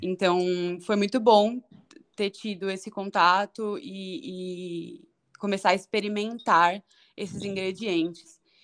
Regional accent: São Paulo, Brazil; moved away as an adult; Eu nasci em São Paulo, na Zona Norte

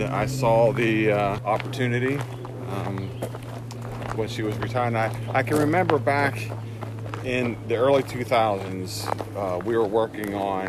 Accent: Lloydsville, Pennsylvania, United States; A little town called Lloydsville, Pennsylvania.

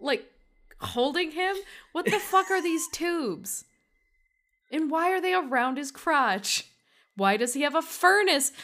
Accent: Durand, Michigan, United States; moved away; Durand, Michigan

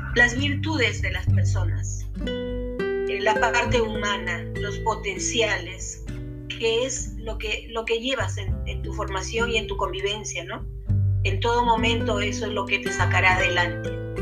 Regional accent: Yungay, Ancash, Peru; yo soy natural de Yungay

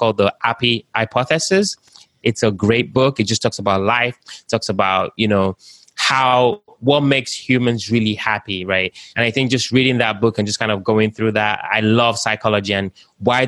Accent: Nigeria; also born or lived in United Kingdom; now in United States; I was born in Africa, like I said, in Nigeria. I lived in the UK. I've started businesses in Lagos. I'm now in the United States

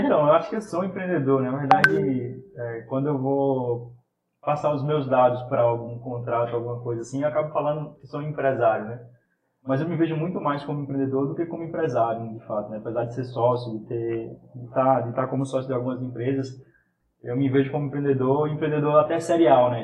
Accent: Caruaru, Pernambuco, Brazil; moved away as an adult; now in Recife, Brazil; eu sou de Caruaru, vim para Recife para estudar

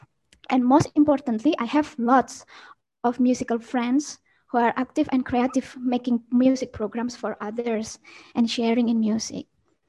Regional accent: Bandung, West Java, Indonesia; English is a second language; also born or lived in Denpasar, Bali; No, I am born in Denpasar. So even though I was born in Bali, 3 months later and I was still a baby, I moved to Bandung because my father worked in the military. So I have lived 26 years in Bandung.

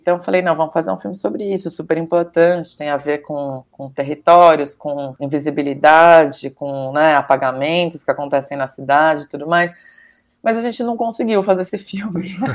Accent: Caieiras, São Paulo, Brazil; moved away as an adult; also born or lived in Bela Vista, São Paulo; now in São Paulo, Brazil; eu sou de Caieiras, fui criada lá.

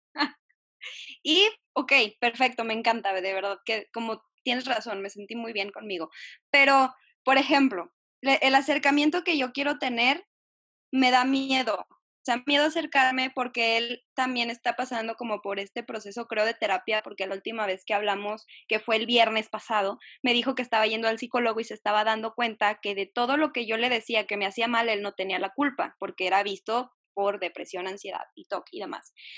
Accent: Jalisco, Mexico; soy de Jalisco

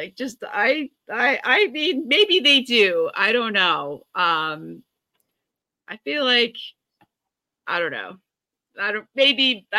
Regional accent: Hudson Valley, New York, United States; now in Long Island, United States; I grew up in the Hudson Valley

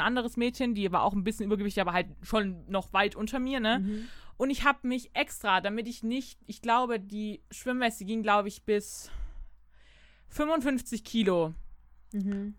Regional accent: Baden-Württemberg, Germany; bei uns in Baden-Württemberg

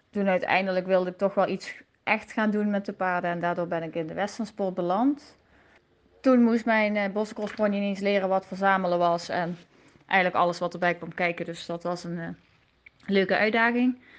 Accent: Belgium; ik ben 24 jaar oud en ik kom uit België.

